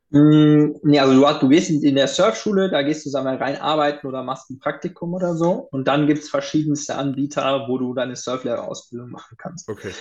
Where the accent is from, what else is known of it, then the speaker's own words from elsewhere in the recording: Rhineland, Germany; ich komme aus dem, Rhein, aus dem Rheinland. Mhm. Das heißt, ich bin mit Kölsch groß geworden.